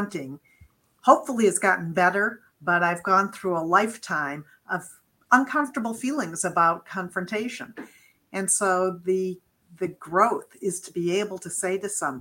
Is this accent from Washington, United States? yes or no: no; Beachwood, Ohio, United States; moved away as an adult; also born or lived in Amherst, Massachusetts; I grew up in a little town, a suburb of Cleveland. It's called Beechwood, Ohio